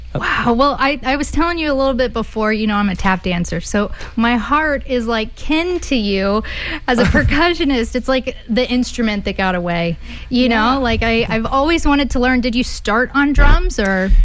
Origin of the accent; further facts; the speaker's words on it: Austin, Texas, United States; my hometown is Austin